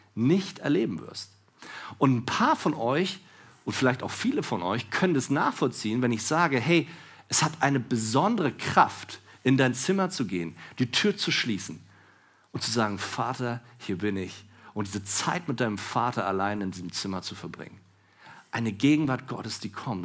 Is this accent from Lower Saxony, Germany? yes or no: no; Berlin, Germany; ich bin Berliner